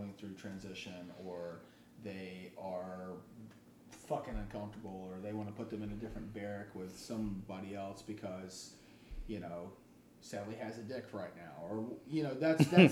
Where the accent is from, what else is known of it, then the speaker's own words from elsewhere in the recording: the South, United States; being from the South